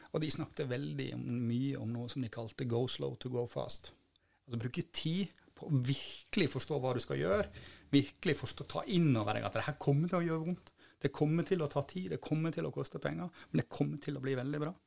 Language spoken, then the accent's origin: Norwegian; Bremanger, Vestland, Norway; moved away; also born or lived in Bergen; jeg kommer da fra Bremanger, som er en holm ute, ute i havet. Jeg har dessverre ikke bodd der på over 30 år